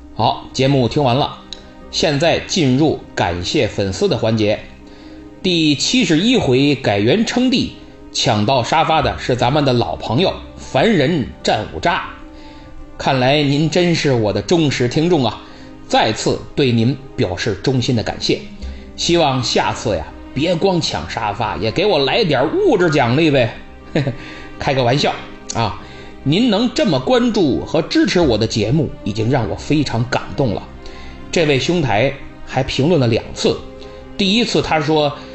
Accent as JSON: {"language": "Chinese", "country": "China", "said": "我们中国人"}